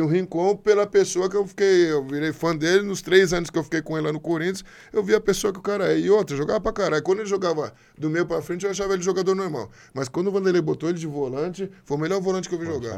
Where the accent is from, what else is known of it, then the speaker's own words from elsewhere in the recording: Brazil; Eu sou brasileiro. Brasileiro, minha nacionalidade, sou o quê? Brasil